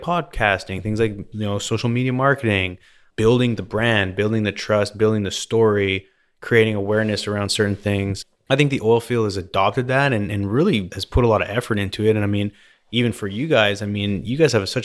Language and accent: English; Vernon, British Columbia, Canada; I grew up in Vernon, BC, which is basically lake country, they call it.